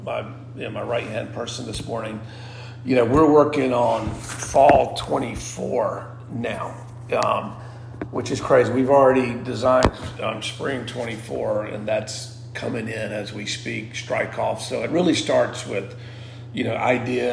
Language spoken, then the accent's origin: English; the South, United States; I'm a Southerner